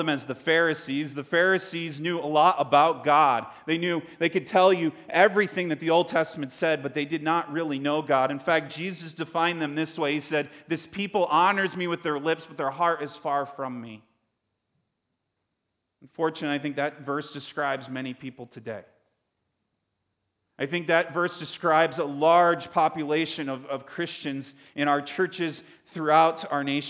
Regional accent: Connecticut, United States; I grew up in Connecticut

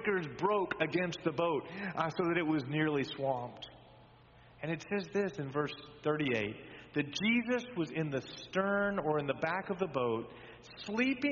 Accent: Texas, United States; moved away; I grew up in Texas

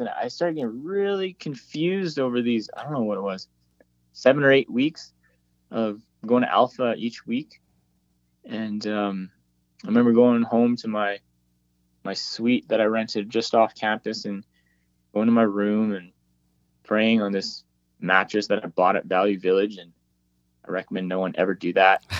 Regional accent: Whitehorse, Yukon, Canada; we're planted in the capital city, Whitehorse and uh, this is my hometown, born and raised

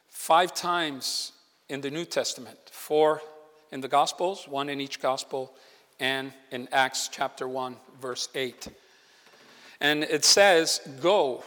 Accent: Puerto Rico; now in Malaga, Spain; I'm originally from Puerto Rico

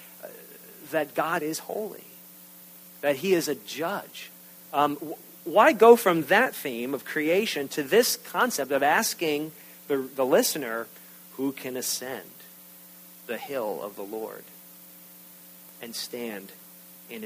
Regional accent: New York, United States; I'm from New York

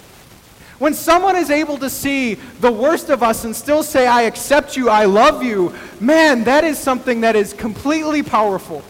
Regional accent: El Paso, Texas, United States; moved away; also born or lived in Midwest; I was born in El Paso, Texas

